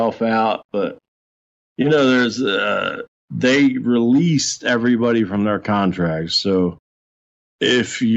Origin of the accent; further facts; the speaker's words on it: Philadelphia, Pennsylvania, United States; I'm from Philadelphia